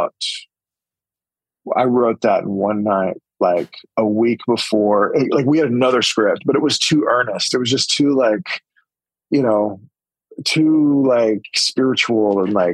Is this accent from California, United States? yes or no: no; Holdenville, Oklahoma, United States; my hometown, Holdenville